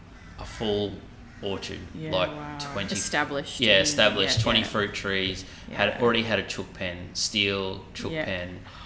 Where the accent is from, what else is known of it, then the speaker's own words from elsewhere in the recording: Gladstone, Queensland, Australia; when I was growing up in Gladstone and we moved, my parents built a new house.